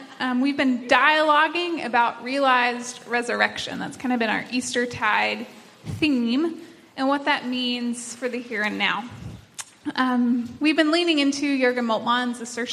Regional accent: Tennessee, United States; now in North Carolina, United States; I am from Tennessee, not from around here

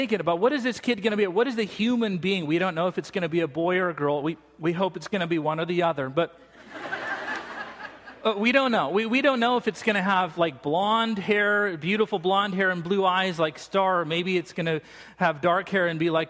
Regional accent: United States; I'm from America.

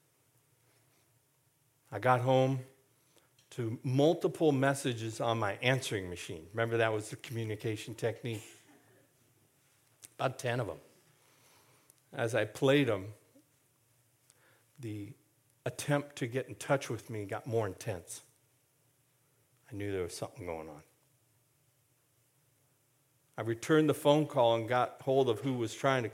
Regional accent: Castro Valley, California, United States; the house where I grew up in Castor Valley

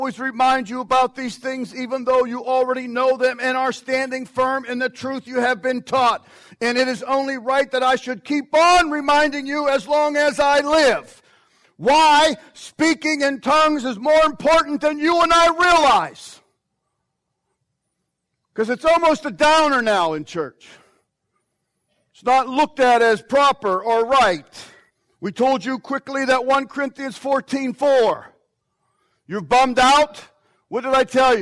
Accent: United States; as American Christians

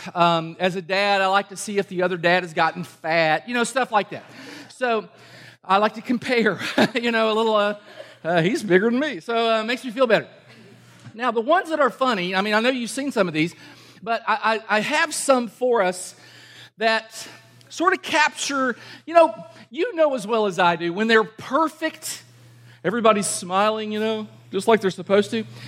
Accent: Kentucky, United States; I'm from Kentucky

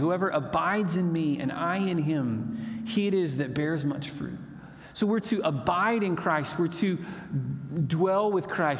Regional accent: Moore, Oklahoma, United States; now in Chickasha, United States; I grew up in Moore, Oklahoma, which was a great place to grow up

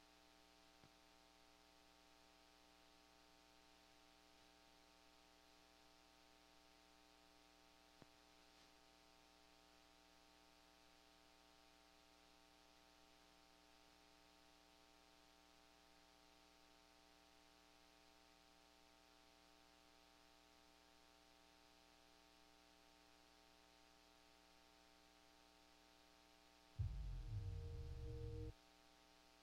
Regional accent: United States; I'm an American, and I'm a loud American on top of that.

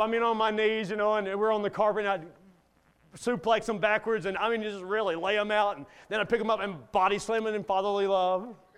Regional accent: Kentucky, United States; I grew up in Kentucky coon hunting

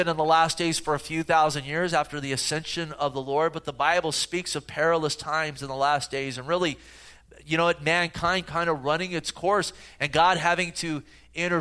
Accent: the Bay Area, California, United States; growing up in the Bay Area

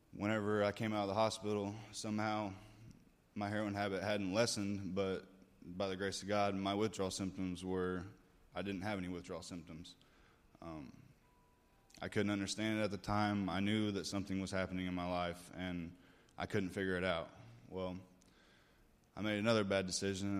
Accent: Carbondale, Illinois, United States; moved away; I was born in Carbondale, Illinois, about six and a half hours south of here

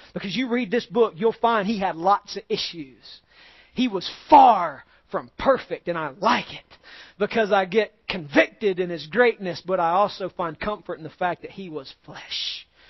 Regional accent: United States; We as Americans are soft. We as American Christians are soft.

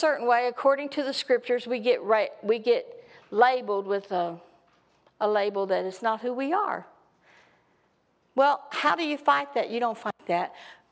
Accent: Texas, United States; I'm from Texas

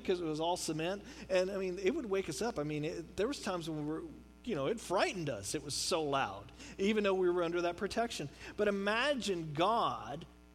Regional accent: Houston, Texas, United States; I grew up in Houston

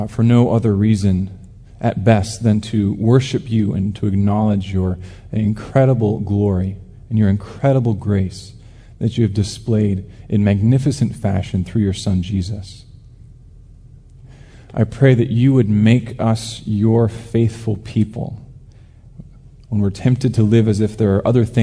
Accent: Alaska, United States; growing up in Alaska

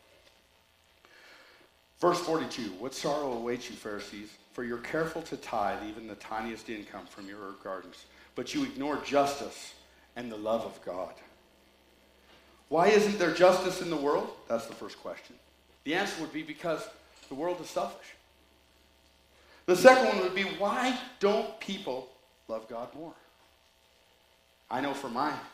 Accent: United States; I was born in the United States

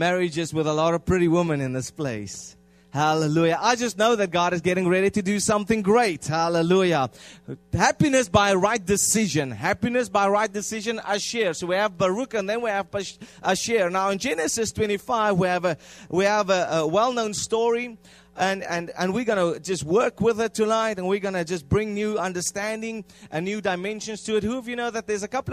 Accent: South Africa; first language Afrikaans; English is a second language; moved away; we come from South Africa, and then we come and we manipulate our language

